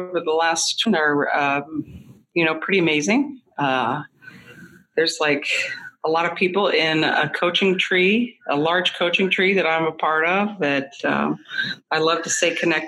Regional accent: East Coast, United States; moved away; being that Irish Catholic girl from the East Coast

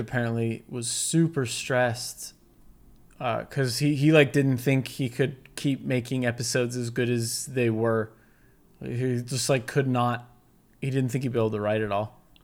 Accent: United States; I'm American

